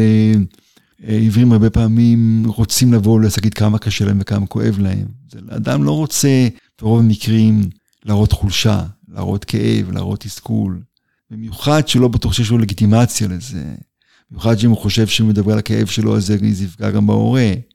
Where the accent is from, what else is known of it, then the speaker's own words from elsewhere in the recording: Israel; נולדתי בקיבוץ, ושם גדלתי